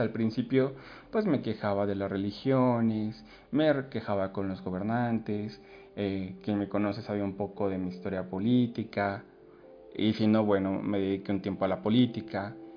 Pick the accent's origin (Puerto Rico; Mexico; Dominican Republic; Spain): Mexico; si nos uniéramos como mexicanos